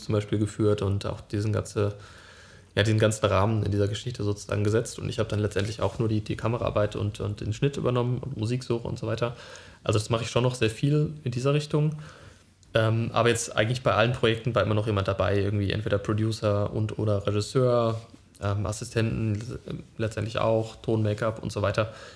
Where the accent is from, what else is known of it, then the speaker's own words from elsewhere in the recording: Friedberg, Germany; moved away as an adult; now in Berlin, Germany; von Friedberg, meiner Heimatstadt, bin ich dann nach Berlin gezogen